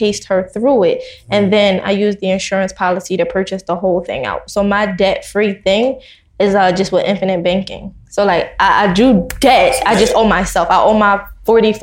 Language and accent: English; Philadelphia, Pennsylvania, United States; We're from Philadelphia